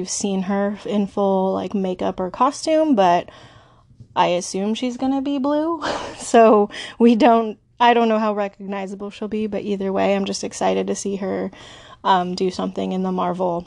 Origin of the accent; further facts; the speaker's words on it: West Coast, United States; I'm such a West Coaster.